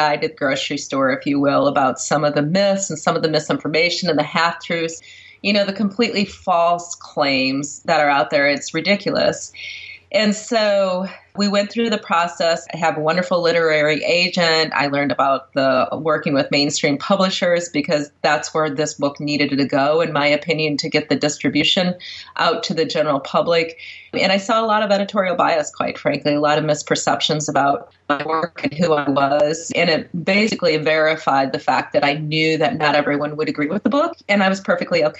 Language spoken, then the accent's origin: English; Michigan, United States; my home state of Michigan